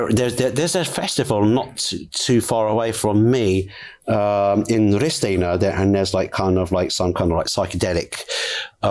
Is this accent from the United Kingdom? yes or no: yes; England, United Kingdom; as an English person